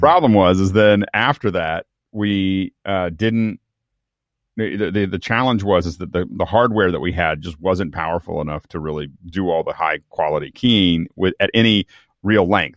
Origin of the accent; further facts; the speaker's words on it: Tucson, Arizona, United States; moved away; I was born in Tucson.